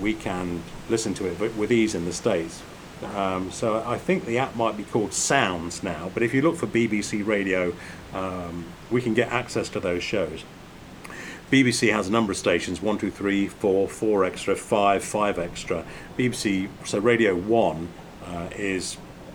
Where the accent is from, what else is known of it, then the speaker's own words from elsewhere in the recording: England, United Kingdom; growing up in England